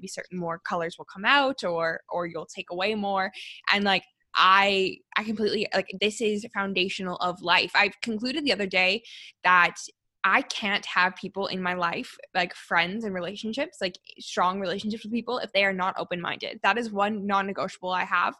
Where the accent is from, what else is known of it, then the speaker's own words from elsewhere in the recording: Canada; I'm a Canadian